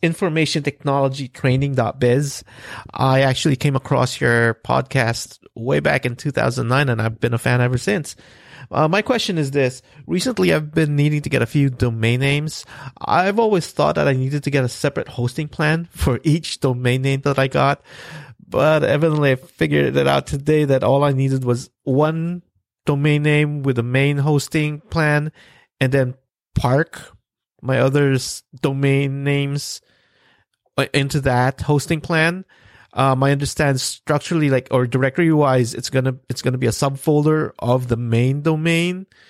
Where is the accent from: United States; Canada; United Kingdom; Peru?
Canada; Vancouver, British Columbia; I'm from Vancouver, Canada